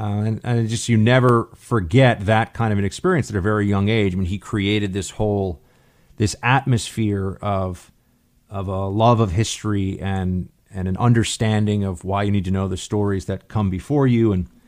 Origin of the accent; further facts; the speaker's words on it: New York City, New York, United States; the private Catholic school that I went to growing up in New York City